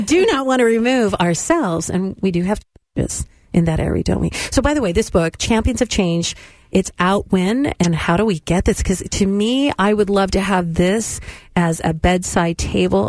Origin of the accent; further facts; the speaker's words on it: California, United States; I'm from the West as well, California schools.